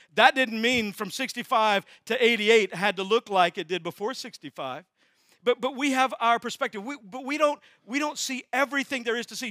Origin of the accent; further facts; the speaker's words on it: Texas, United States; I'm from Texas, that's where new words come from.